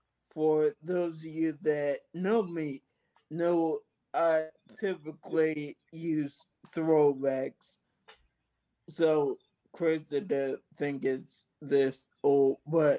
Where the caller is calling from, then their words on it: Philadelphia, Pennsylvania, United States; I'm calling from Philadelphia.